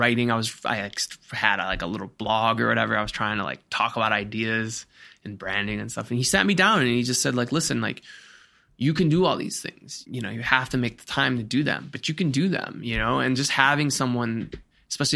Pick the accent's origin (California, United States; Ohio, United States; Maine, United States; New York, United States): Ohio, United States; Cleveland; I come from Cleveland, Ohio, which is blue collar town and a lot of toxic masculinity and all that I was a part